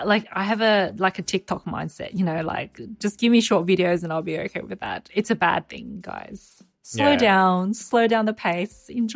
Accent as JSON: {"language": "English", "country": "Australia", "tie": "born or raised there", "said": "growing up in Australia."}